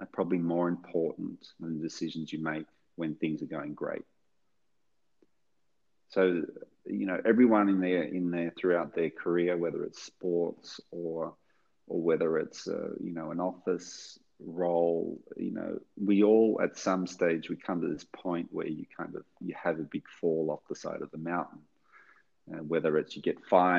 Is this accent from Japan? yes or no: no; Australia; accent: Australian; my Australian accent